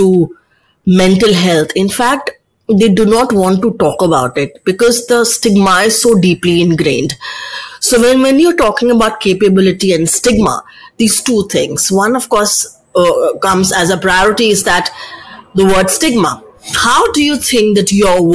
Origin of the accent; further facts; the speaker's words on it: Delhi, India; I come from Delhi